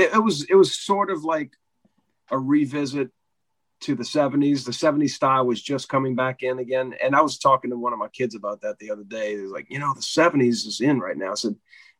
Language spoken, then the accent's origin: English; New Orleans, Louisiana, United States; I'm born and raised in New Orleans, so the Meters is like, that's royalty here